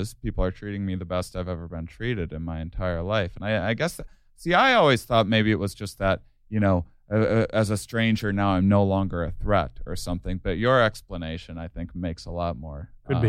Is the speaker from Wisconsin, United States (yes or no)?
yes; La Crosse, Wisconsin, United States; I'm from La Crosse, Wisconsin